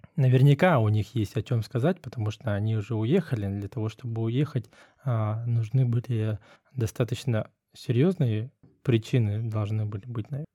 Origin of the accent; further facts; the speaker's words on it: Russia; moved away as an adult; мы из России, мы из той страны